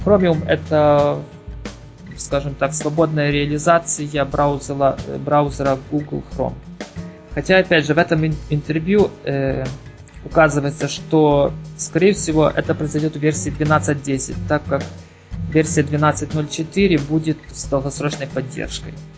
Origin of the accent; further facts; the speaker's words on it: Ukraine; я с Украины